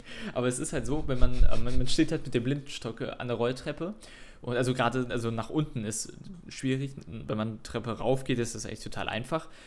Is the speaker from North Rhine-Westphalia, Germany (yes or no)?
yes; Cologne, North Rhine-Westphalia, Germany; ich komme aus Köln